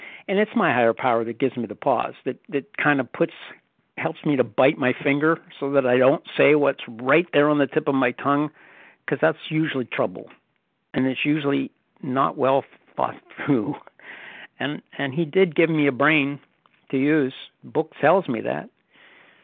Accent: the North, Northern United States, United States; moved away as an adult; now in Southern United States; I'm a Northerner retired in the South

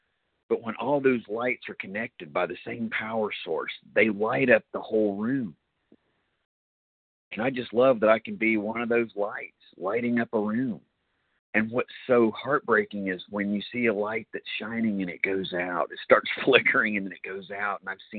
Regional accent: Cary, North Carolina, United States; I am a recovered compulsive overeater. Indeed, I am from Cary, North Carolina, also about a mile down the road from Ken.

